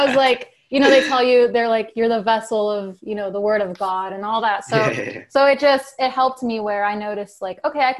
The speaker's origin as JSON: {"language": "English", "town": "Santa Clarita", "region": "California", "country": "United States", "tie": "born or raised there", "also_born_or_lived": "Redondo Beach, California", "said": "when I was 5 and starting kindergarten, I moved to Santa Clarita. So that's where I was for the majority of my life."}